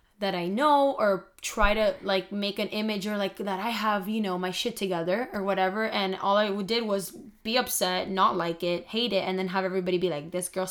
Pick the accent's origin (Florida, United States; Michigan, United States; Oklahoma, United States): Florida, United States; Miami; we're both from Miami